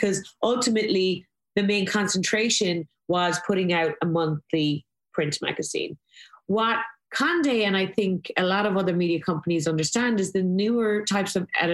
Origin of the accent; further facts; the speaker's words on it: Ireland; moved away as an adult; I was very lucky growing up in Ireland in the 80s and 90s